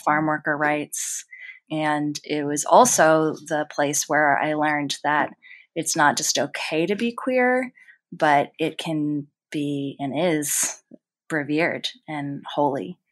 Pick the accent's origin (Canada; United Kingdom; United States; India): United States; Silver Spring, Maryland; I grew up in Silver Spring, Maryland